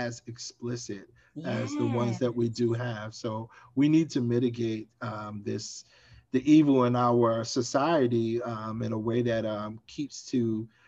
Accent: New York City, New York, United States; I grew up in Brownsville, Brooklyn, New York

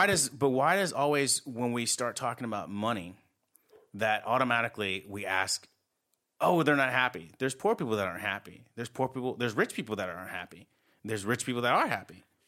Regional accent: United States; I'm American

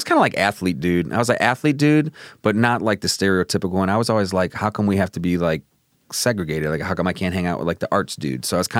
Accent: Chicago, Illinois, United States; I'm from Chicago.

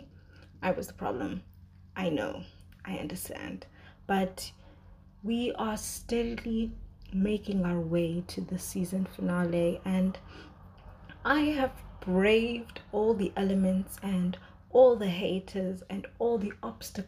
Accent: South Africa; As South African viewers, we

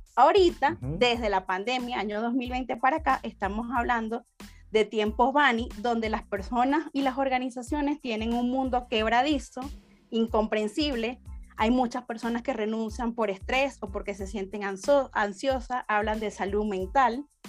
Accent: Venezuela; moved away as an adult; now in Guatemala; yo soy de Venezuela, tengo seis años aquí en Guatemala

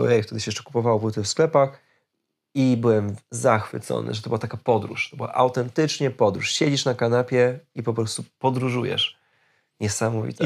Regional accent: Poland; jesteśmy z Polski

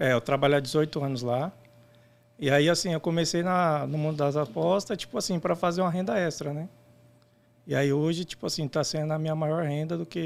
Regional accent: São Bernardo do Campo, São Paulo, Brazil; Isso, sou do ABC Paulista.

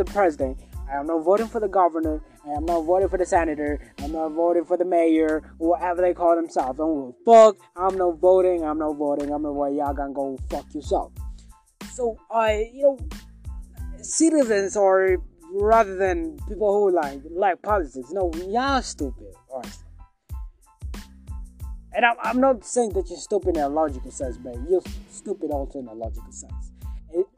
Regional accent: Kenya; I'm from Kenya, by the way. And Kenya is in East Africa

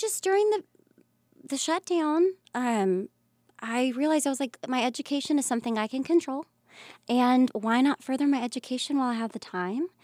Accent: Pensacola, Florida, United States; moved away as an adult; I came from Pensacola, and Pensacola is not the smallest town, but it's a smaller town.

